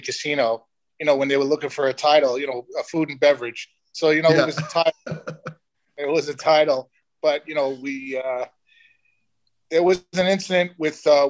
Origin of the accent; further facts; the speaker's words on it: New York City, New York, United States; I'm a guy from the Bronx